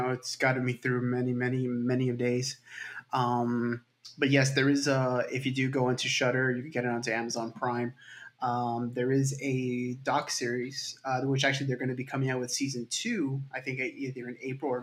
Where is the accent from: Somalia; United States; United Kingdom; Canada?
United States; Miami, Florida; I'm from Miami, Florida.